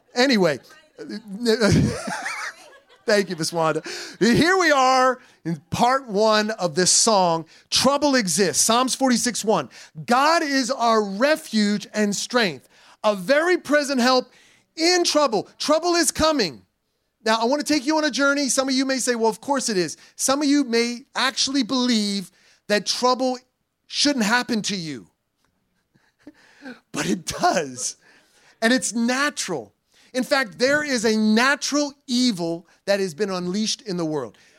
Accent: New Jersey, United States; also born or lived in Puerto Rico; I'm from New Jersey and I'm a Puerto Rican

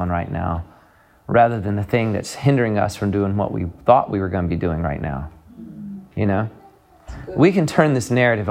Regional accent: the South, United States; I come from the South

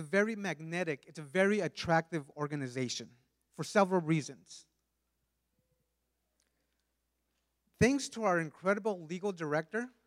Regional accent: California, United States; born or raised there; first language Spanish; English is a second language; also born or lived in Mexico

